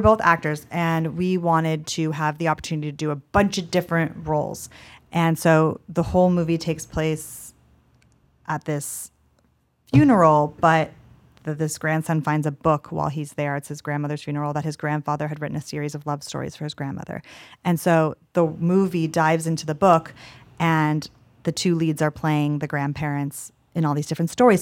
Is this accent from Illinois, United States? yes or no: no; Los Angeles, California, United States; I'm from Los Angeles, and I grew up acting